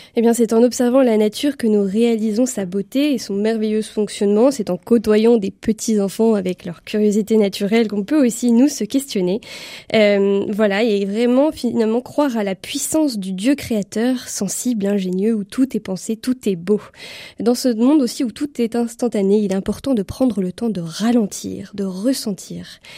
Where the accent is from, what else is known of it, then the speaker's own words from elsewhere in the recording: France; en tant que Français